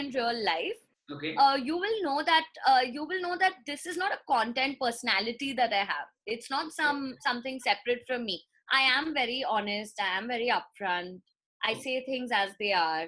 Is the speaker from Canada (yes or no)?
no; India; I'm also an Indian girl.